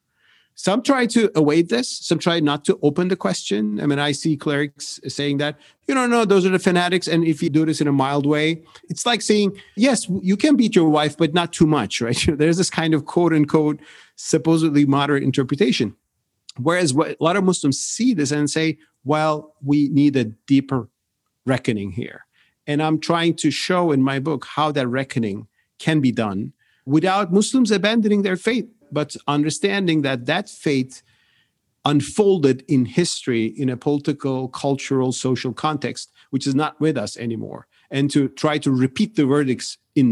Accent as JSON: {"language": "English", "country": "Turkey", "said": "I'm from Turkey"}